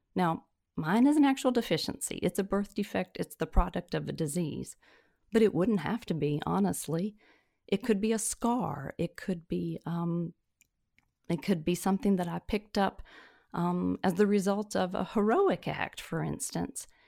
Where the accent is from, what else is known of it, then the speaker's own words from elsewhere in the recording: Tennessee, United States; also born or lived in Mississippi / Alabama / Virginia / Michigan; now in North Carolina, United States; born and reared in Tennessee and have l, lived in Tennessee, Mississippi, Alabama, Virginia, Michigan, and finally North Carolina.